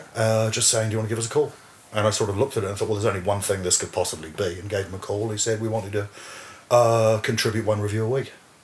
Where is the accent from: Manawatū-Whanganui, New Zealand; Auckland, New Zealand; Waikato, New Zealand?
Waikato, New Zealand; Hamilton; born or raised there; moved away as an adult; also born or lived in Bristol, England / Te Awamutu, New Zealand; now in Wellington, New Zealand